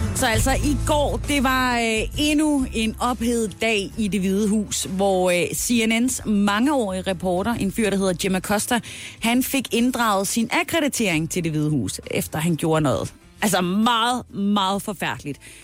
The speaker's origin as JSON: {"language": "Danish", "area": "Southern Jutland", "region": "Southern Denmark", "country": "Denmark", "said": "hvor jeg er fra Sønderjylland"}